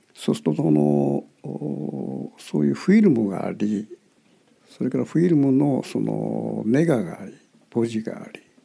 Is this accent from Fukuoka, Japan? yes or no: yes; Kitakyushu, Fukuoka, Japan; 私の地元の北九州